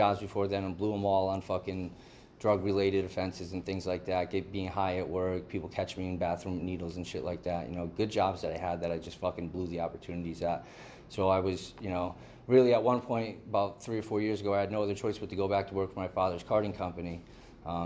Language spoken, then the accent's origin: English; Southern Connecticut, United States; moved away as an adult; now in California, United States; I'm from the East Coast. I'm from Southern Connecticut